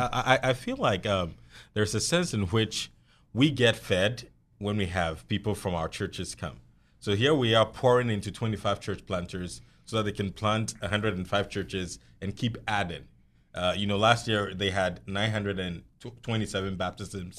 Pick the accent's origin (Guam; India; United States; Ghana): Ghana; southern Ghana; also born or lived in Tamale; I grew up in the South, where Christianity was predominant religion